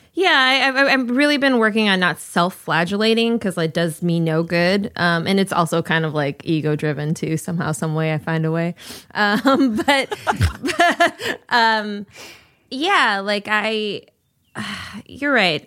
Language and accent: English; Minnesota, United States; I'm from Minnesota